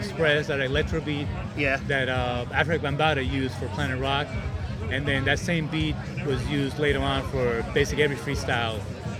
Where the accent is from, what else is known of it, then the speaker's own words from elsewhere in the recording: New York City, New York, United States; I grew up doing the graffiti when I was, I guess I was 11 or 12, growing up in Queens, New York City.